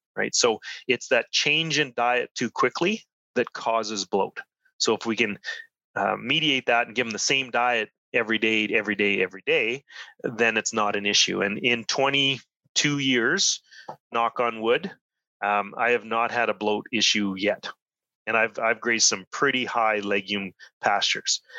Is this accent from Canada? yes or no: yes; Saskatchewan, Canada; now in Edmonton, Canada; I'm originally from Saskatchewan